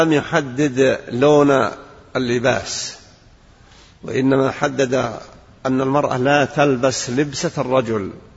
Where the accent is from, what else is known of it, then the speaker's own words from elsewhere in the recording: Saudi Arabia; بلادنا المملكة العربية السعودية